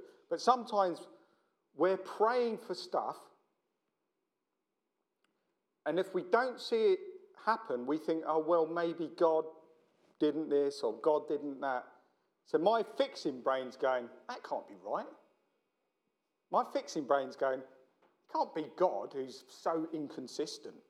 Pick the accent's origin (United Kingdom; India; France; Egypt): United Kingdom; London; I'm from South London